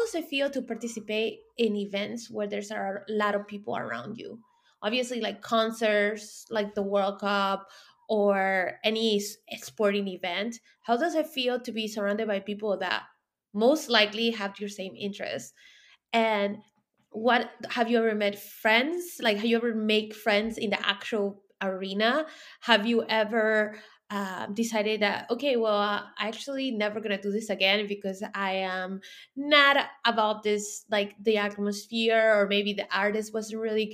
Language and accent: English; Peru; So I'm from South America. I'm Peruvian. I'm from Peru.